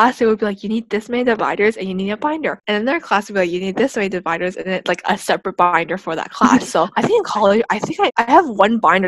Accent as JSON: {"language": "English", "area": "Bay Area", "region": "California", "country": "United States", "moved": "as an adult", "lives_now": "Davis, United States", "said": "I'm from the Bay Area. It doesn't get as cold as Davis gets"}